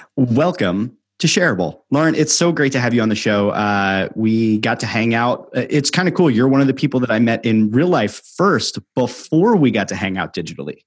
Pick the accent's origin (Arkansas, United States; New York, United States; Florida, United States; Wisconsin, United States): New York, United States; now in Philadelphia, United States; growing up in New York and living in Philadelphia